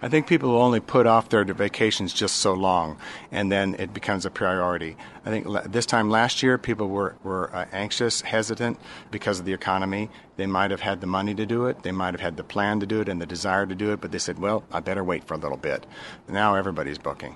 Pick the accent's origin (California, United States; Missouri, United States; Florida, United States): Florida, United States; Orlando; I'm from Orlando.